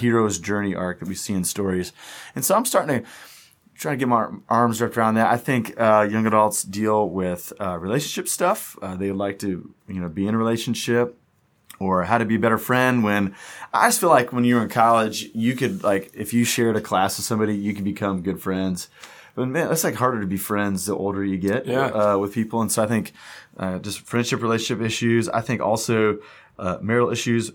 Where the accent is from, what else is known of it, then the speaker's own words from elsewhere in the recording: Wichita, Kansas, United States; moved away as an adult; also born or lived in Atlanta, Georgia / Memphis; we are from Wichita, and we've been gone